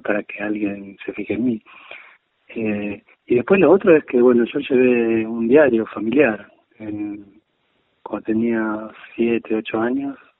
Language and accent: Spanish; Argentina